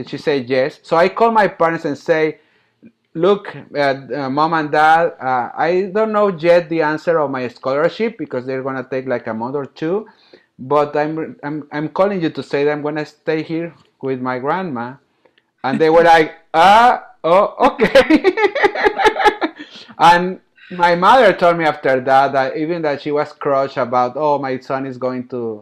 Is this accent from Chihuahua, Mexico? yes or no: no; Monterrey, Nuevo León, Mexico; moved away as an adult; also born or lived in Philadelphia, United States / Mexico City, Mexico; Monterrey, my hometown